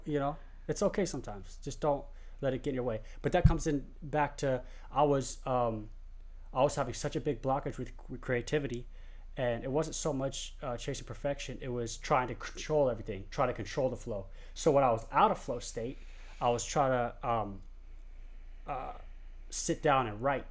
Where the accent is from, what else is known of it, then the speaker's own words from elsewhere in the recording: San Diego, California, United States; I'm from San Diego